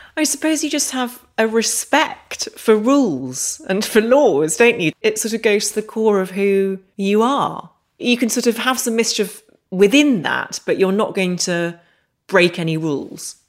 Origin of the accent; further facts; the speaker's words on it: Northern Ireland, United Kingdom; I grew up in Northern Ireland